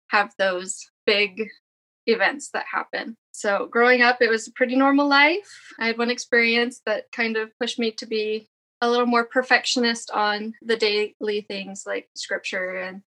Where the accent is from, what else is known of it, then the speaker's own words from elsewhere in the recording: Arizona, United States; also born or lived in Virginia / Northern Alabama; now in Alabama, United States; We currently live in Northern Alabama, but I grew up in Arizona